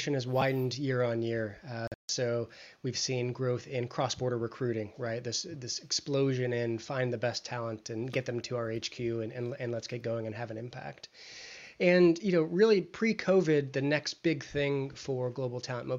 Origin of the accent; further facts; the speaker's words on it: United States; accent: American; moved away as an adult; now in Cambridge, United Kingdom; I'm calling in from Cambridge, England. So other side of the pond, though the accent gives me away as an American